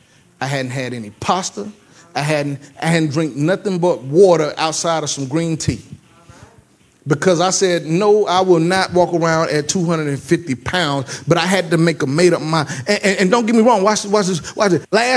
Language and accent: English; the South, United States; Now, I'm black, if y'all don't know. And I'm from the South, okay?